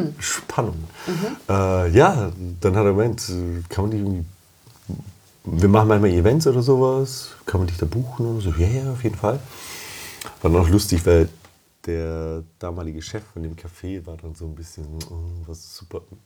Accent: Germany; also born or lived in Romania; ich bin gebürtig aus Rumänien und kann die Sprache noch, mhm. bin aber 25 Jahre in Deutschland aufgewachsen

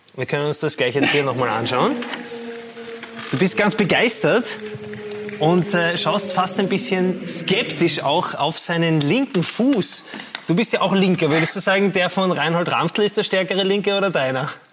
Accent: Tyrol, Austria; ich bin ja auch Tiroler

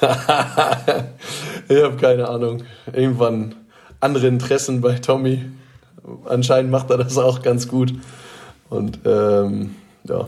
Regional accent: Detmold, North Rhine-Westphalia, Germany; Ich komme aus Detmold oder bin in Detmold

